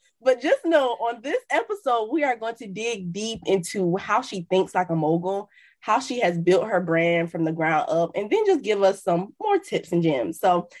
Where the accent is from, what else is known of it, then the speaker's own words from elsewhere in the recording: Miami, Florida, United States; So like you said, I'm from Miami. Miami is flashy.